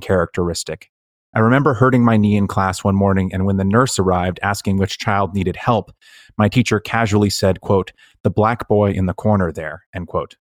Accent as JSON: {"language": "English", "area": "Bay Area", "region": "California", "country": "United States", "said": "when you come from a place like the Bay Area"}